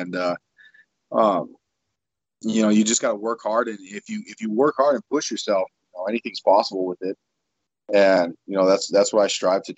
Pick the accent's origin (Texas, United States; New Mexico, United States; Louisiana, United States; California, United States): New Mexico, United States; Espanola; moved away; also born or lived in Denver / Toledo; where I grew up in Espanola, we didn't have a high school program